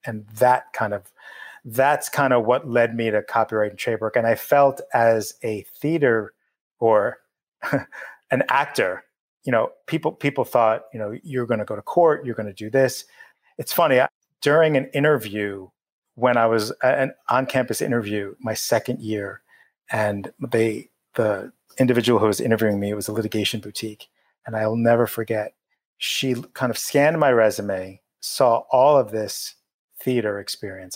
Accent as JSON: {"language": "English", "area": "Long Island", "region": "New York", "country": "United States", "tie": "born or raised there", "said": "I grew up in New York, in Long Island, born and bred"}